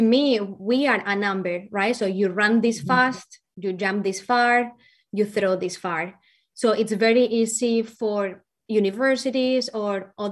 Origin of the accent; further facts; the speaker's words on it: Valencia, Valencian Community, Spain; first language Spanish; English is a second language; moved away as an adult; also born or lived in Ohio, United States; now in Kansas, United States; I have a really thick accent, and that is because I'm not from the U.S. So I am from Valencia, Spain, and I came to the U.S. when I was 18 years old